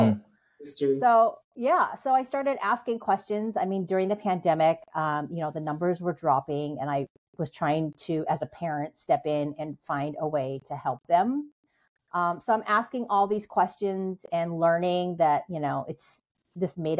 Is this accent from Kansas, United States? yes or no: no; Seattle, Washington, United States; I'm born and raised in Seattle